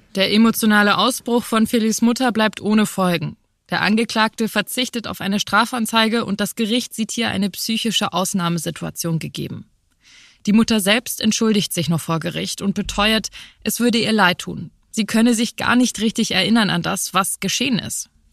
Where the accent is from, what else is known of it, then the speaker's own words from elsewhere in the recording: Hamburg, Germany; als Hamburgerin